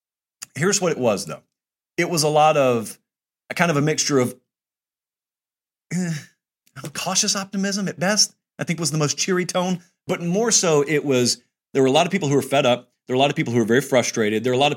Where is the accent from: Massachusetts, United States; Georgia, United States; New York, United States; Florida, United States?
Georgia, United States; now in Nashville, United States; I'm in Nashville. I grew up in Georgia.